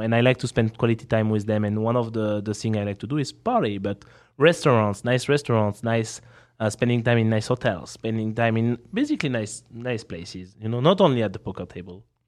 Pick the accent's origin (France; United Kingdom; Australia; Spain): France; accent: French; English is a second language; I'm here uh, with my French accent